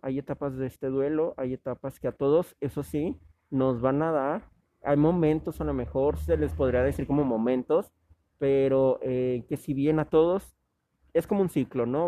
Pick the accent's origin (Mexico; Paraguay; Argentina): Mexico; como mexicanos